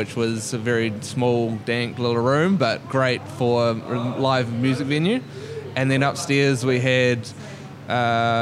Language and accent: English; Christchurch, Canterbury, New Zealand; moved away as an adult; now in Melbourne, Australia; As a Kiwi